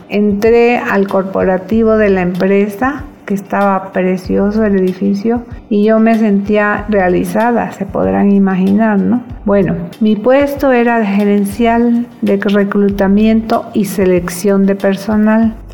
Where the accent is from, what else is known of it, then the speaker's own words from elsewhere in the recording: Veracruz, Mexico; born there; de Morelos. Nací en 1960 en Veracruz. Toda mi familia es de Mérida y Campeche. Pero caso curioso es que mandaron a mi papá a Veracruz a trabajar y ahí nací sin estar previsto.